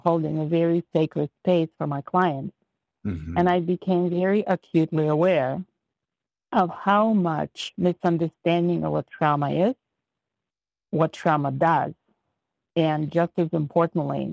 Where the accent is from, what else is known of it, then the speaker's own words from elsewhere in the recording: Ukraine; moved away as an adult; now in United States; I was born in the Republic of Ukraine. I immigrated to the United States when I was 18